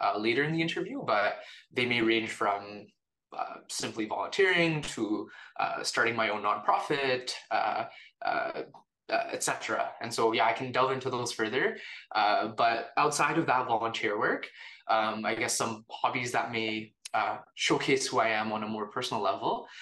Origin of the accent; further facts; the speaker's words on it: Canada; also born or lived in India / Calgary, Canada; now in Toronto, Canada; I was born in India, but my family and I moved to Canada when I was about 2 years old.